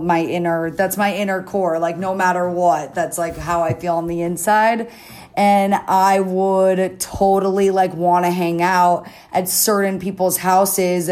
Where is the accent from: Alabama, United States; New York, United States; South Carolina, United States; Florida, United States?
Florida, United States; North Miami Beach; I was born and raised in Miami. I was born in Miami Beach, and then I grew up kind of more in the suburbs in North Miami Beach